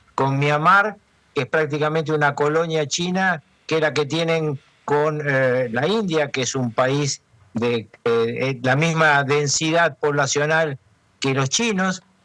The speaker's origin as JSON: {"language": "Spanish", "country": "Argentina", "said": "mi país"}